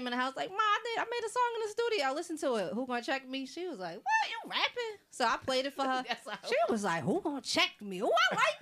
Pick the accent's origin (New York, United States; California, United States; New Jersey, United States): New Jersey, United States; Rahway; I'm just a chick from Jersey. I'm from Rahway, New Jersey